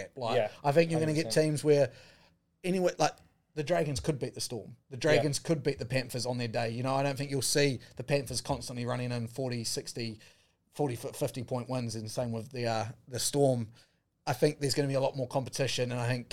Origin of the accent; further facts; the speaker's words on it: New Zealand; as a New Zealander